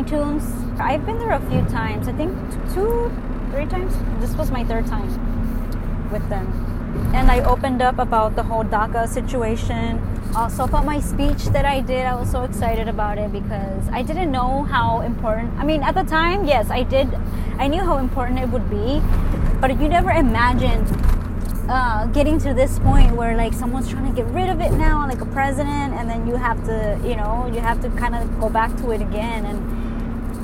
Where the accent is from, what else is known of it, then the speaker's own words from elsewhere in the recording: California, United States; first language Spanish; English is a second language; also born or lived in Mexico; I was brought here at 4 years old. I don't know anything besides California.